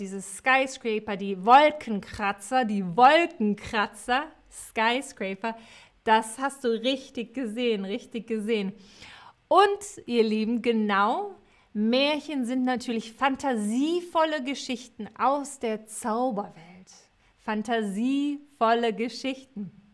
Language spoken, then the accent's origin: German; Cologne, North Rhine-Westphalia, Germany; ich komme aus Köln